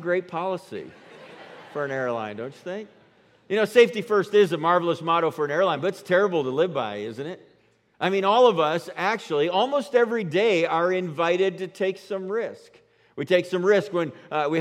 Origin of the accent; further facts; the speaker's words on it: New York, United States; now in Colorado, United States; I'm from New York